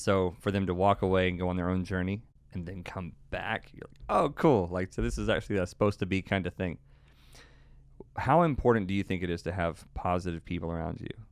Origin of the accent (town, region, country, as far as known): Texas, United States